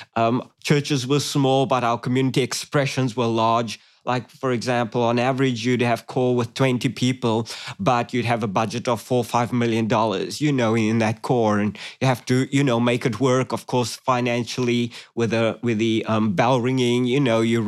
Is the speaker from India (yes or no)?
no; Cape Town, Western Cape, South Africa; moved away as an adult; now in Australia; I grew up in South Africa, Cape Town, South Africa, beautiful city. Uh, I spent the first 25 years of my life there.